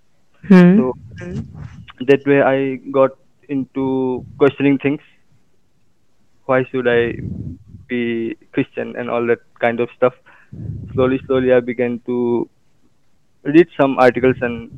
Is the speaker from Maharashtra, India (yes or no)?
no; Assam, India; I'm from Assam and I'm an engineering student